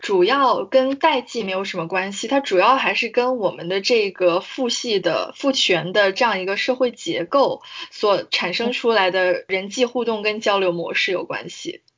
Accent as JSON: {"language": "Chinese", "town": "Guangzhou", "region": "Guangdong", "country": "China", "tie": "born or raised there", "said": "我是从小就是在广州出生长大"}